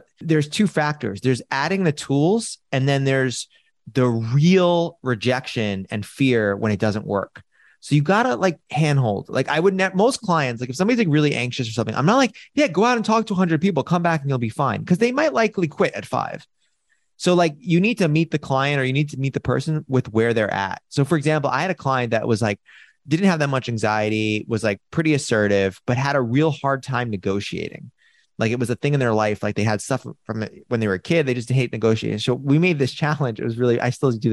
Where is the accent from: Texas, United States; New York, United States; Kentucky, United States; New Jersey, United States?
New York, United States; New York City; I was born and raised in New York City